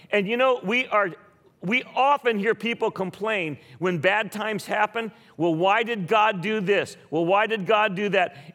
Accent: Philippines; My, my wife and I grew up in the Philippines. We were missionary kids.

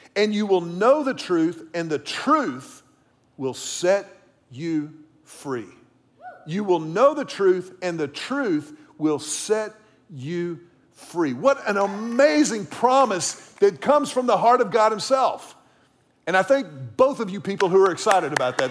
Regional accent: the Texas coast, United States; I grew up around the Texas coast

